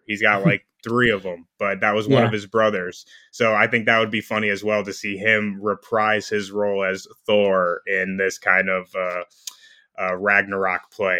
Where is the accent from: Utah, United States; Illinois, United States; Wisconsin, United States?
Illinois, United States; Plainfield; born or raised there